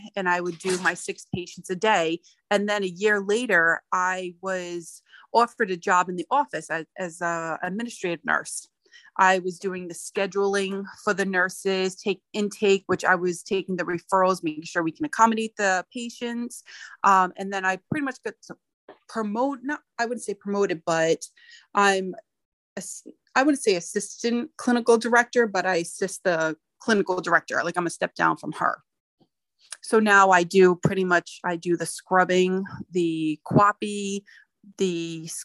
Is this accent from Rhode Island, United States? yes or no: yes; Rhode Island, United States; moved away as an adult; I was born and raised in Rhode Island.